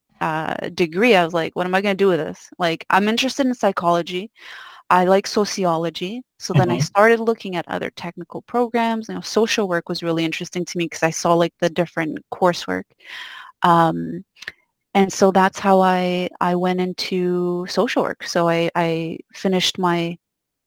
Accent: Quebec, Canada; I grew up in Quebec, a little province, maybe not so little, in Canada

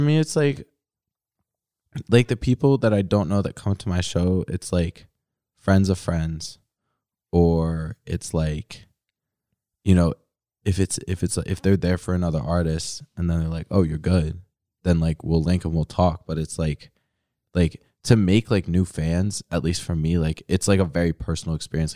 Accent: Philadelphia, Pennsylvania, United States; moved away as an adult; now in Pittsburgh, United States; I grew up in Philly, so I had shows in Philly back in high school

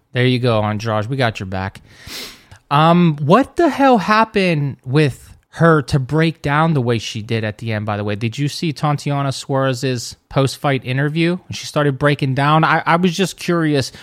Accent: United States; I'm American

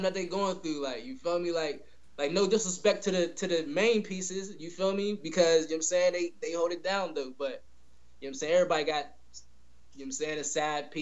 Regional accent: Pittsburgh, Pennsylvania, United States; That's where I come from, born and raised

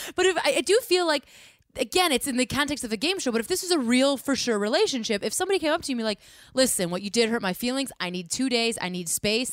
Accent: Midwest, United States; we're from the Midwest

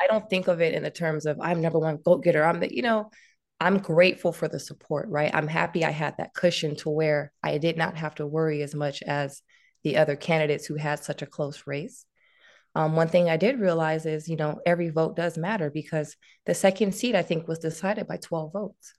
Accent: Louisiana, United States; now in Suisun City, United States; we're from Lu-, Louisiana, so, you know, we, we'll party on a Saturday and be in church the next day

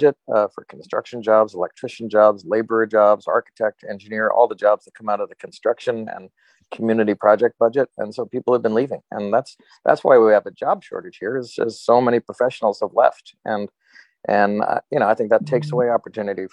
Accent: New York, United States; now in Alaska, United States; I was born in New York.

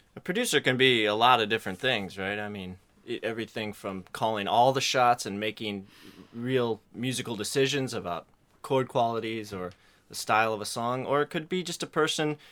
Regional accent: Isle of Man; I grew up on the Isle of Man in the Irish Sea

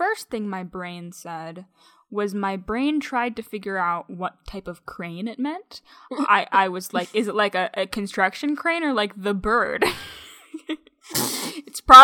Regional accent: Michigan, United States; I'm from Michigan.

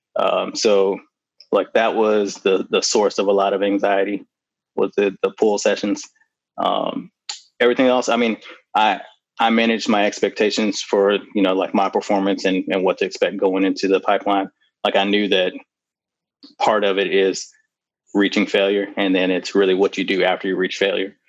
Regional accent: Oklahoma, United States; I actually grew up near uh, Fort Sill in Oklahoma

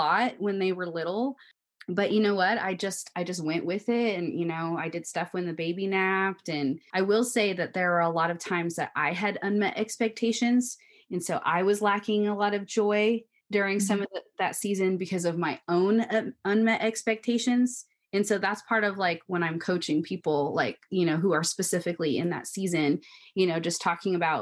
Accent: Washington, United States; moved away as an adult; I'm from Washington State

